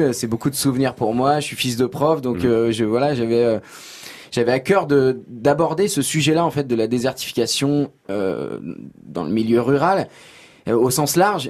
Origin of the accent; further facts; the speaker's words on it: Creuse, Nouvelle-Aquitaine, France; moved away; quand je suis rentré chez moi dans la Creuse ces dernières années